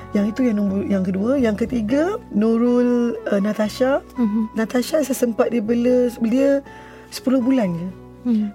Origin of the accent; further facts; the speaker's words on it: Kluang, Johor, Malaysia; Saya berasal daripada Keluang Johor, saya anak JT Johor.